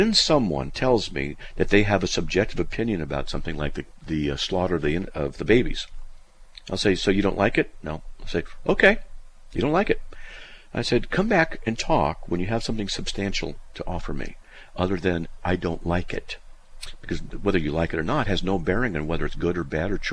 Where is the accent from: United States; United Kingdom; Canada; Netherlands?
United States; I'm an American born in 1956